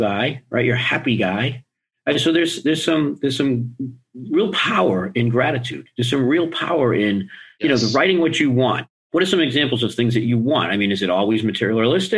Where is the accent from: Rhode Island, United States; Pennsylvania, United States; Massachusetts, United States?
Massachusetts, United States; Boston; now in Florida, United States; I grew up in Boston